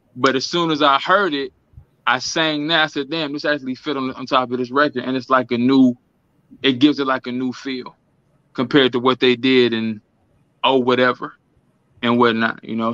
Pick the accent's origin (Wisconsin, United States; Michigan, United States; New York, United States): Wisconsin, United States; Milwaukee; I am from Milwaukee, Wisconsin, Midwest, um, 414, MKE